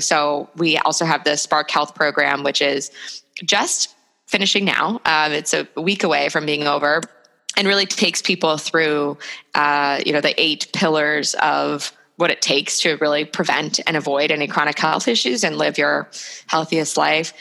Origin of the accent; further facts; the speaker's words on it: New York, United States; moved away as an adult; also born or lived in Chicago; I'm from New York, so I thought New York was the greatest city in the world